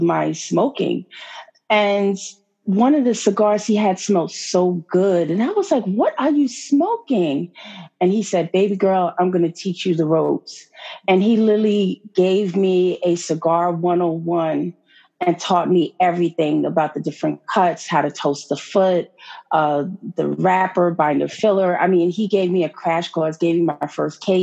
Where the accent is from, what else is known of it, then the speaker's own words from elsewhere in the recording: New York, United States; I'm a New Yorker